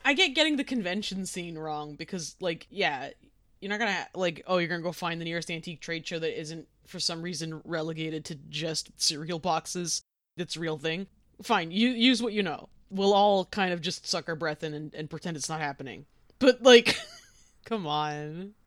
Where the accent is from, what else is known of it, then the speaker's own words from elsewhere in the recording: Boston, Massachusetts, United States; accent: Boston; Most people only have a Boston accent when we're angry